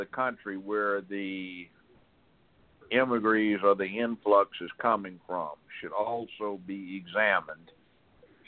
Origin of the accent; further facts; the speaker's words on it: United States; I'm an American citizen. I'm born here. This is my country.